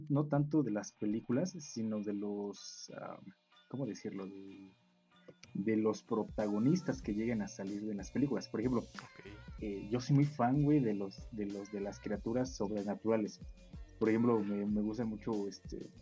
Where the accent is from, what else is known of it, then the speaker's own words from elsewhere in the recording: northern Mexico, Mexico; yo personalmente pues crecí en el norte del país